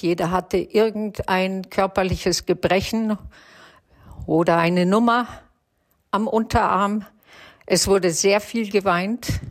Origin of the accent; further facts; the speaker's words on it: Germany; Wir waren ja im Displaced Persons Lager aufgewachsen